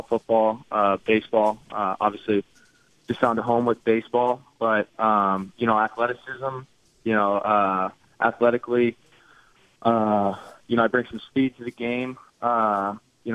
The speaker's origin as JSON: {"language": "English", "region": "California", "country": "United States", "tie": "born or raised there", "said": "I grew up in California."}